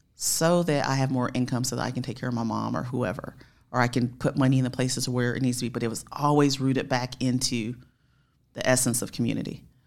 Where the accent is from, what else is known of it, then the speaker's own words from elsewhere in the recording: Spartanburg, South Carolina, United States; I was raised in Spartanburg, South Carolina